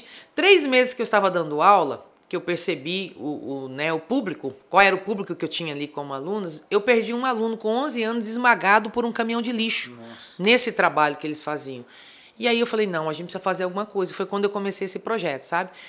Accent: Fátima do Sul, Mato Grosso do Sul, Brazil; eu nasci em Fátima do Sul, mas fui criada em Cuturama, que é um distrito que fica ali pertinho

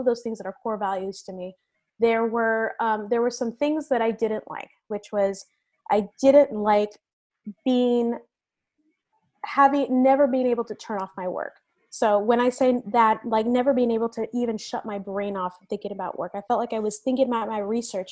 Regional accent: Venezuela; also born or lived in United States; now in San Francisco, United States; I told you guys that I immigrated to the United States from Venezuela. I have moved around the United States a number of times.

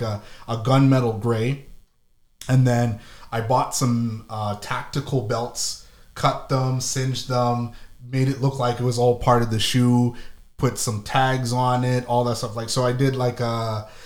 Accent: Ottawa, Ontario, Canada; moved away; also born or lived in Toronto; I'm from Ottawa, but I lived in Toronto more than I lived in Ottawa.

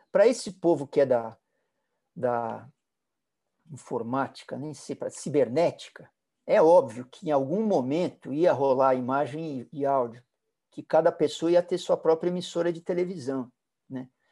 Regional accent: São Paulo, Brazil; Eu, eu fui criado na Vila Olímpia. Vila Olímpia era uma roça, as ruas eram de terra

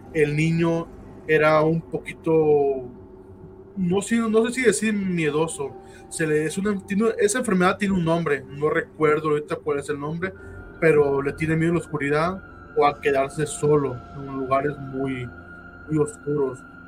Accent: Guadalajara, Jalisco, Mexico; somos de Guadalajara, Jalisco

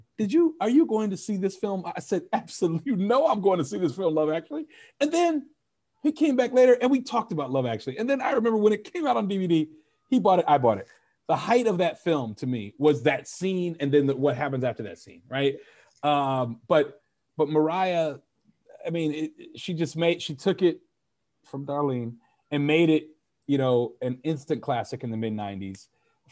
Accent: Dallas, Texas, United States; I grew up in North Dallas in a very preppy school.

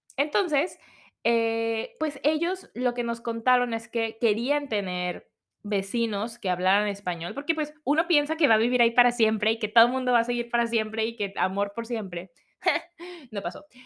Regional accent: Mexico; moved away as an adult; now in New Zealand; soy de México, me estoy mudando con mi esposo

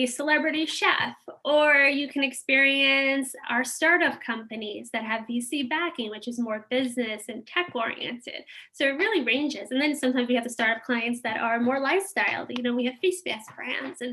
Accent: New York, United States; we grew up in New York.

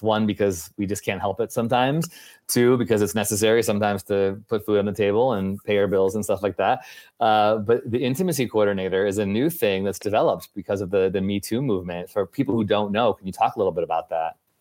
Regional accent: Chicago, Illinois, United States; you're also from Chicago, which is where I'm from

